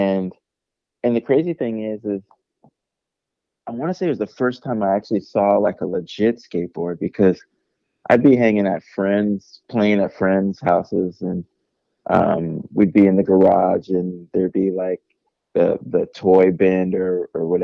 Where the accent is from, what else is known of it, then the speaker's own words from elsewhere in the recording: San Jose, California, United States; I grew up in San Jose.